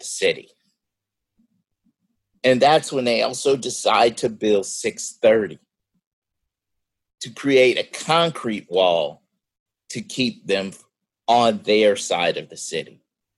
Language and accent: English; Arkansas, United States; we're all from Arkansas, we're all in Arkansas